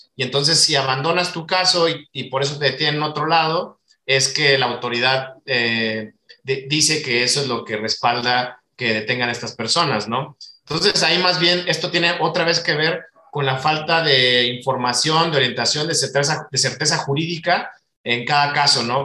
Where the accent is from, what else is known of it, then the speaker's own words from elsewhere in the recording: Mexico; como mexicano me duele ver las condiciones que están